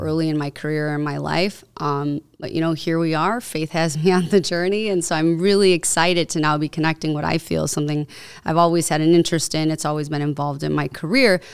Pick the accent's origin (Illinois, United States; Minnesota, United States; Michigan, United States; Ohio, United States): Illinois, United States; Cicero; I grew up in Cicero